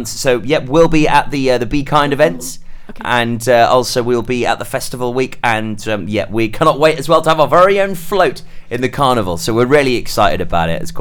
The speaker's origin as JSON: {"language": "English", "region": "Wales", "country": "United Kingdom", "said": "which is what we're all about as Welsh."}